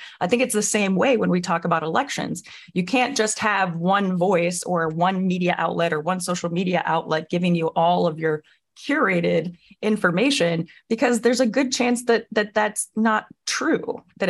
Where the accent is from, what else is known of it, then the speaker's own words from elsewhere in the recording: Illinois, United States; I'm from Illinois, so I'm really excited about that.